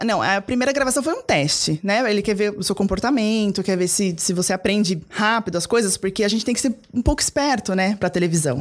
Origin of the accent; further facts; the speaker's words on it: Cotia, São Paulo, Brazil; Eu moro em Cotia, né? Nasci, cresci lá, vivi lá, meus pais, minha família toda são de lá